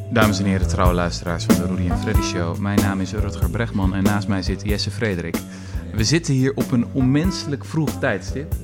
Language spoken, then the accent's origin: Dutch; Netherlands; ik als, als Nederlander